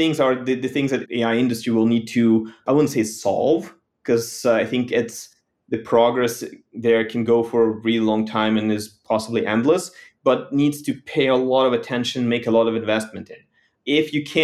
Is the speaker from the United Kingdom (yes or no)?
no; Ukraine; moved away as an adult; now in United States; Growing up in Ukraine